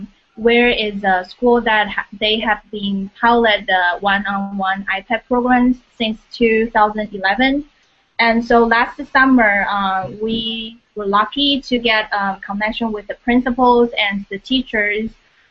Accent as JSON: {"language": "English", "country": "Taiwan", "moved": "yes", "lives_now": "Indiana, United States", "said": "I'm from Taiwan."}